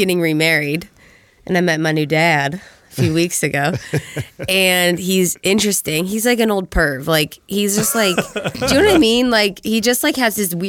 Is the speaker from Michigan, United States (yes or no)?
no; Ohio, United States; we're from Ohio.